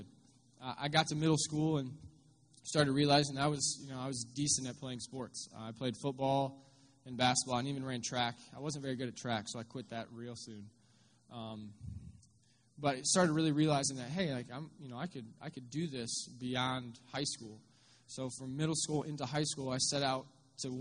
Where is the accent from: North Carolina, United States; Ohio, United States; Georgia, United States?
Ohio, United States; Findlay; moved away; I'm actually from Northwest Ohio. I grew up in Findlay, just down the road